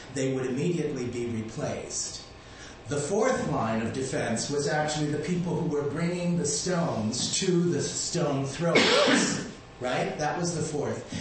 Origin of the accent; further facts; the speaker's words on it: Malta; now in United States; I was um, born on the island of Malta, and we speak a dialect of Arabic, so I identify as Arab American